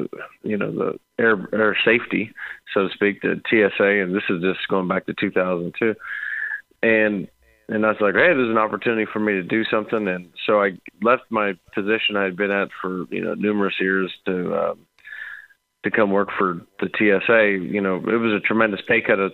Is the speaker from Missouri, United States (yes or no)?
yes; St. Louis, Missouri, United States; I grew up in the Midwest, and, you know, we're out of, say, St. Louis area